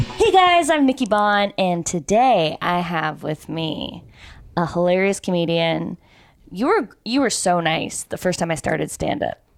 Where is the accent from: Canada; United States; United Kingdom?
Canada; this is the problem with being Canadian.